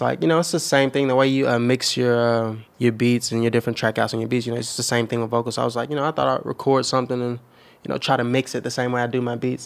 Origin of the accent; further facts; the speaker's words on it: Chattanooga, Tennessee, United States; from the, the foot of the mountain, like Saint Elmo